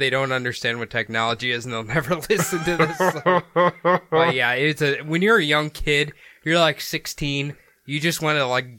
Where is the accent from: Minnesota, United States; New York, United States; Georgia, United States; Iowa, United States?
Iowa, United States; I'm from Iowa, dude. I don't think you know me.